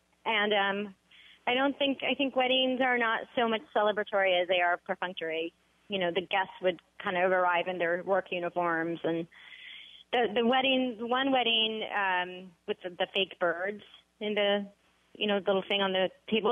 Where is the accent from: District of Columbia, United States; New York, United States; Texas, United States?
District of Columbia, United States; Washington; I grew up in Washington, D.C. with diplomats surrounding me